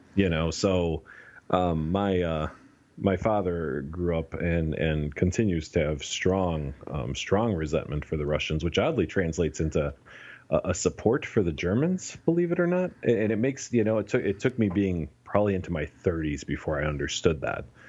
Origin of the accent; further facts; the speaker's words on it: United States; I was born and raised in the United States, but, but I, I, I grew up with Romanian culture